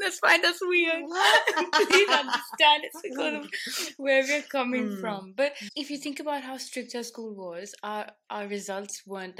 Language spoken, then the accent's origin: English; India; moved away as an adult; also born or lived in United Kingdom; in India... All through our schooling